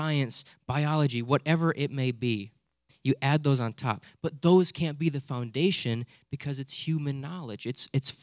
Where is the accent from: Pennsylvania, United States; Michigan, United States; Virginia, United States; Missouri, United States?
Michigan, United States; Hudsonville; growing up in Hudsonville, I just sort of assumed that everyone's a Christian